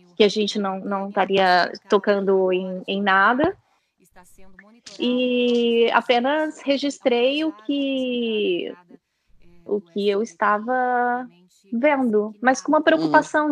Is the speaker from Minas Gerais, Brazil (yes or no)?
yes; south of Minas Gerais, Brazil; eu sou do sul de Minas, da Serra da Mantiqueira